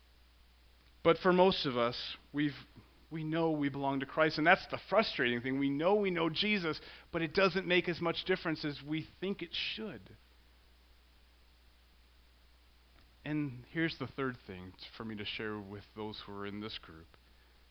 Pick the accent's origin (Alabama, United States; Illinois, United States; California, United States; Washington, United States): Illinois, United States; Central; I grew up in Central Illinois